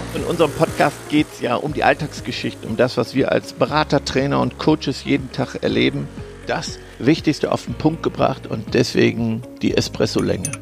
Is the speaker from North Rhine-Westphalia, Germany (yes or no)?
yes; North Rhine-Westphalia, Germany; wir kommen ja aus Ostwestfalen